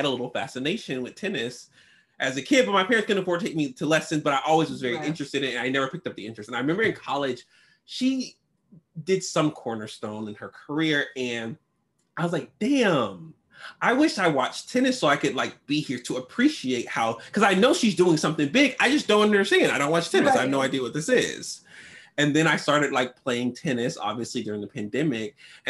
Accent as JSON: {"language": "English", "town": "Jacksonville", "region": "Florida", "country": "United States", "moved": "yes", "lives_now": "Washington, DC, United States", "said": "I'm from Jacksonville. People think because I'm from Florida, I never had winter."}